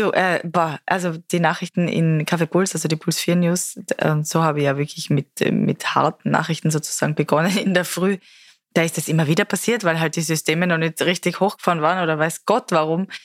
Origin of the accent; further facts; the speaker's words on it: Mexico; German is a second language; Also als Kind in Mexiko haben wir immer dann so uns gegenseitig irgendwie erklärt, was welche Wörter heißen und so.